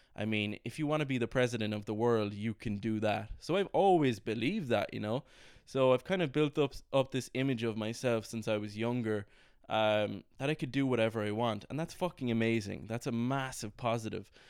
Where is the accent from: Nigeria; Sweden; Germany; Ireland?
Ireland; moved away as an adult; also born or lived in London; I was kind of away from Ireland for about four or five months